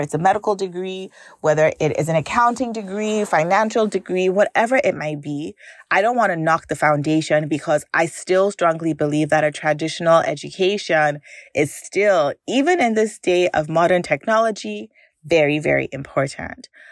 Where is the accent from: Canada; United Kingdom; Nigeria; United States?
Nigeria; growing up in Nigeria